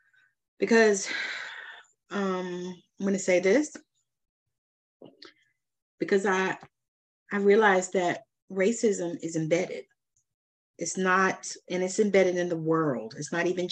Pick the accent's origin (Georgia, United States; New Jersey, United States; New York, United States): Georgia, United States; I'm from Georgia